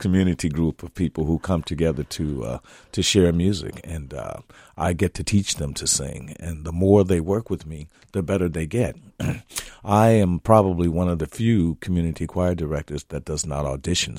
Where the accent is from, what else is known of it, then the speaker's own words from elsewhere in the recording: Gary, Indiana, United States; moved away as an adult; now in Minnesota, United States; I had great choir directors growing up in Gary, Indiana